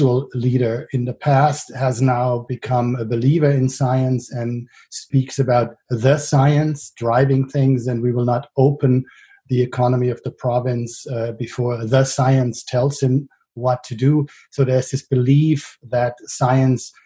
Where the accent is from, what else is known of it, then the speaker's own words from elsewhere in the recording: Frankfurt, Hesse, Germany; places like Sossenheim and Bonnames in my hometown of Frankfurt